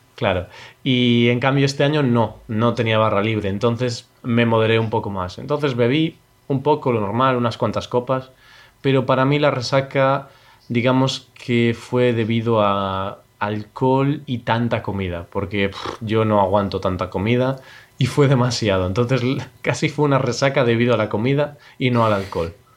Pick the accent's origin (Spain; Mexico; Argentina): Spain; also born or lived in Poland; somos españoles